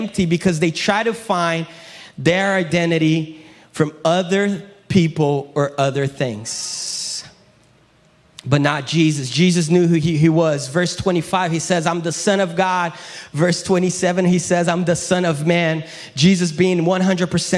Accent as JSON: {"language": "English", "country": "Brazil", "tie": "born or raised there", "also_born_or_lived": "Florida, United States", "second_language": "English", "moved": "yes", "lives_now": "United States", "said": "I'm from Brazil, but my dad is American. My mom is Brazilian. So I grew up in Brazil"}